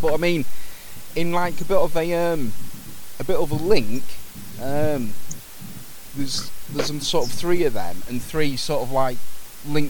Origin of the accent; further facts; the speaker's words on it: Grimsby, Yorkshire and the Humber, United Kingdom; Grimsby in the UK, so it's like on the East Coast, near a place called Hull, but Grimsby and Cleethorpes